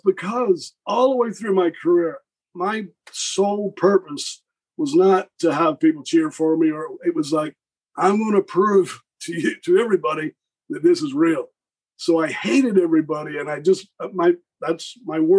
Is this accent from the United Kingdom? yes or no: yes; about 10 miles from Belfast, Northern Ireland, United Kingdom; accent: Northern Irish; moved away; also born or lived in Georgia, United States; I'm from Northern Ireland. I'm like 10 miles Belfast.